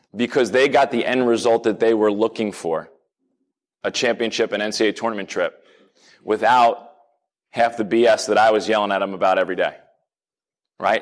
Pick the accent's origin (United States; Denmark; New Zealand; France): United States; New Jersey; moved away as an adult; now in Pittsburgh, United States; I grew up in New Jersey